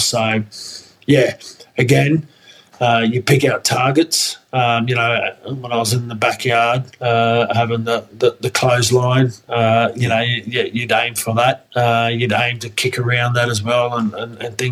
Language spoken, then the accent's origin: English; Brisbane, Queensland, Australia; I grew up in Brisbane